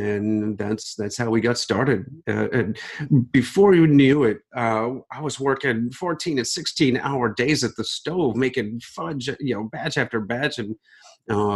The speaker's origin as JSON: {"language": "English", "region": "Ohio", "country": "United States", "tie": "born or raised there", "said": "Growing up in Ohio"}